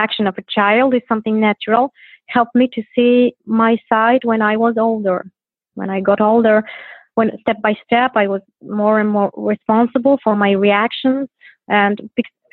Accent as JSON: {"language": "English", "town": "Gdynia", "region": "Pomeranian Voivodeship", "country": "Poland", "said": "I'm from Poland. I'm from Gdynia. It is the north of Poland by the sea."}